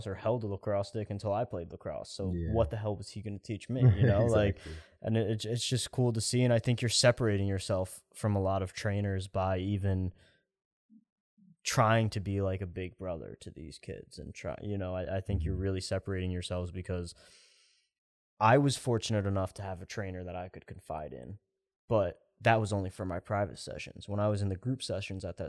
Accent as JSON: {"language": "English", "town": "Poughkeepsie", "region": "New York", "country": "United States", "tie": "born or raised there", "moved": "yes", "said": "I have a friend in Poughkeepsie back in my hometown"}